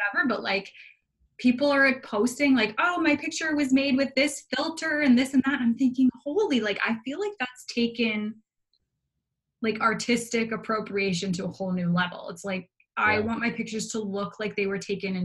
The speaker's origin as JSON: {"language": "English", "town": "Toronto", "region": "Ontario", "country": "Canada", "tie": "born or raised there", "moved": "as an adult", "lives_now": "Halifax, Canada", "said": "I grew up in downtown Toronto."}